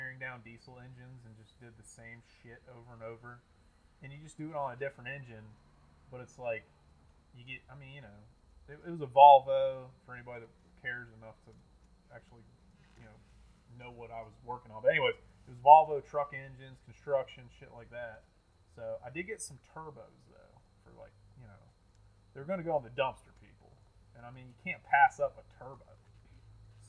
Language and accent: English; Boone, North Carolina, United States; I'm from Boone